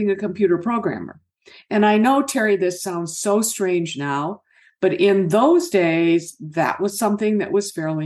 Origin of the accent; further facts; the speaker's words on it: Michigan, United States; my folks ended up here in Michigan